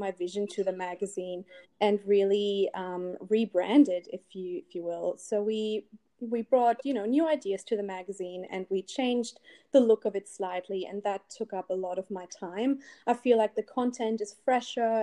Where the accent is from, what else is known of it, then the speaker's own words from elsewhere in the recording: Berlin, Germany; English is a second language; moved away; I'm from Berlin originally, in case you can't tell from my accent.